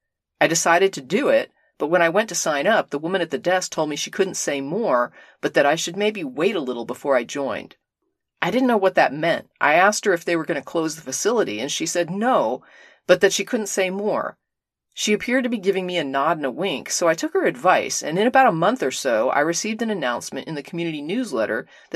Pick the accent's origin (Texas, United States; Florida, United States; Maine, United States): Florida, United States; Orlando; not unlike the one I grew up in Orlando.